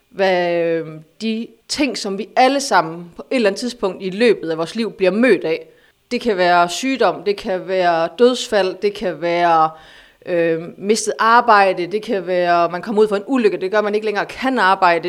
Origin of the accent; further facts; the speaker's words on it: Aarhus, Central Denmark Region, Denmark; jeg er fra Aarhus.